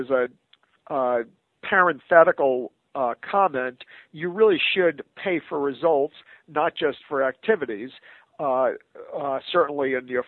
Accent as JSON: {"language": "English", "country": "United States", "said": "an American citizen"}